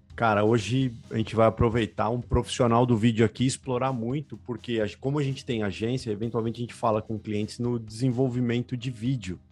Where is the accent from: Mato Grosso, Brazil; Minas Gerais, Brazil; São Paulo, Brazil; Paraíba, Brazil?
São Paulo, Brazil; Sou da Vila Maria